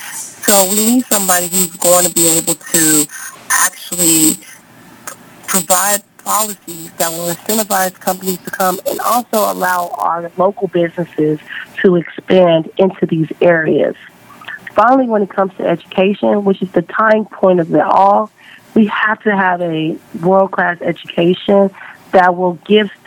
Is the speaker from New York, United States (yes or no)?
no; Dallas, Texas, United States; I was born and raised here in Dallas, Texas.